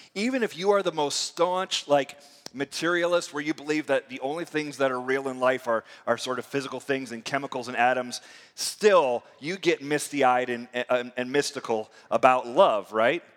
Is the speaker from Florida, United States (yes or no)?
yes; near Tampa, Florida, United States; also born or lived in Michigan; I grew up near near Tampa